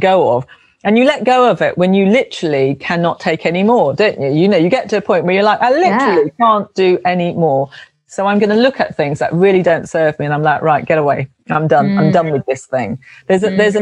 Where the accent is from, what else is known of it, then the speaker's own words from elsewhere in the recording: London, United Kingdom; I was brought up in London, in South London